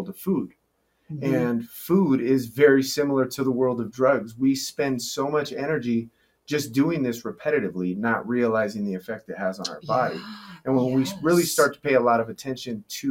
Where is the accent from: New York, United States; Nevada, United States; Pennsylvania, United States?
Nevada, United States; growing up in Lake Tahoe, Nevada, I just being a mountain kid